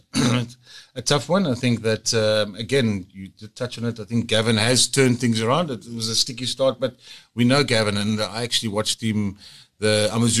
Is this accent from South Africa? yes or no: yes; South Africa; us as South African fans